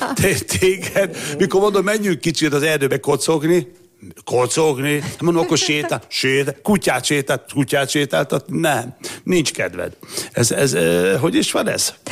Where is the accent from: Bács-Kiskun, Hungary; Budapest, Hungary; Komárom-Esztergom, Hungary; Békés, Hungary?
Békés, Hungary; Gyula; egyes számú általános iskolában Gyuláról beszélek, Gyulai vagyok